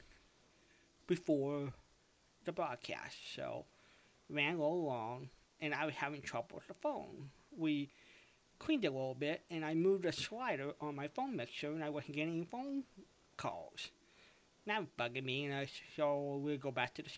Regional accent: Costa Mesa, California, United States; my hometown in Costa Mesa, California

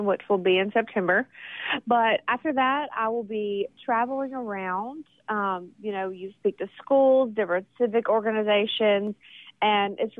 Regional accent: Vicksburg, Mississippi, United States; Vicksburg, my hometown

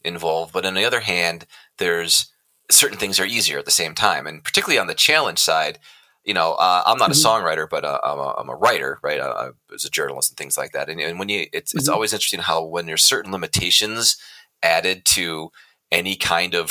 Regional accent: Colorado, United States; I'm a Colorado boy

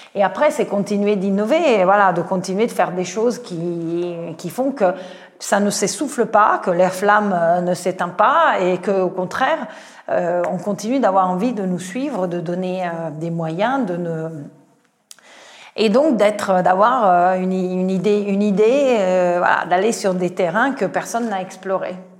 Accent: Italy; French is a second language; moved away as an adult; now in France; je suis italienne, je suis rentrée à la SNCF

